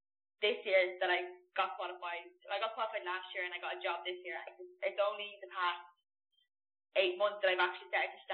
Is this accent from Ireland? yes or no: yes; Ireland; we live in Ireland all my life.